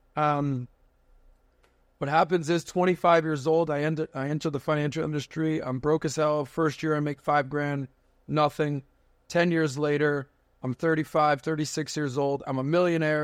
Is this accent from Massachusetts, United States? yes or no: no; Miami, Florida, United States; born and raised in Miami